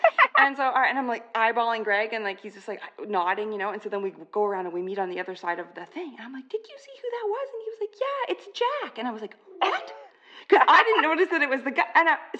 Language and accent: English; Canada; also born or lived in Toronto